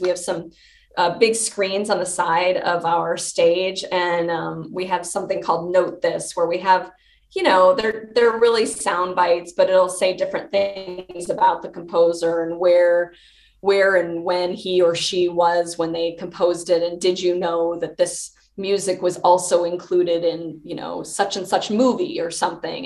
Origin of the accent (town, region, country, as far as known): Chicago, Illinois, United States; born or raised there; moved away as an adult